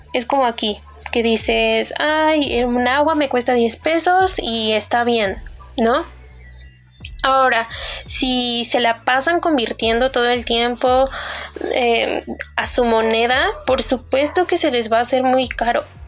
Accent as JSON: {"language": "Spanish", "country": "Mexico", "said": "de México"}